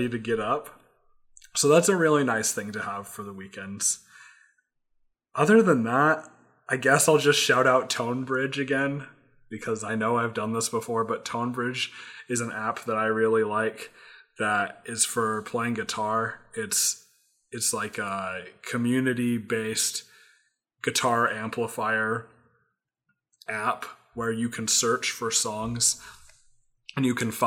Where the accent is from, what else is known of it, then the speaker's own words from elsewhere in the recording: United States; I'm an American